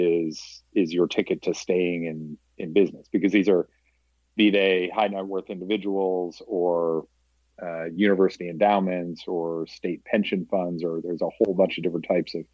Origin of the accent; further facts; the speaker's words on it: Scituate, Massachusetts, United States; moved away; also born or lived in New York City; I grew up in Scituate outside of Boston on the coast